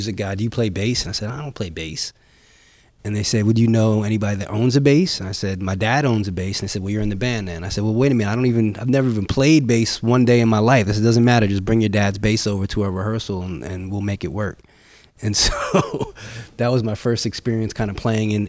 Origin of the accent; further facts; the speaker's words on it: Bay Shore, New York, United States; I was born and raised in Bayshore, New York, which is on Long Island